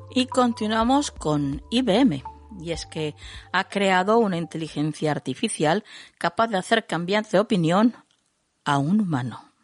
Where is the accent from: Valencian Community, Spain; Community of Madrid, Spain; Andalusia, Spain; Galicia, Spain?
Andalusia, Spain; Jerez de la Frontera; mi ciudad natal, a Jerez de la Frontera